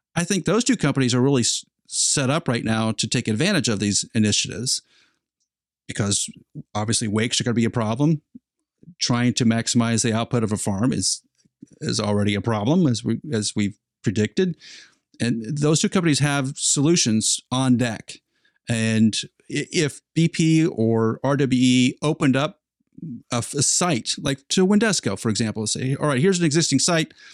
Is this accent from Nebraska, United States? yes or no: yes; Nebraska, United States; I'm from Nebraska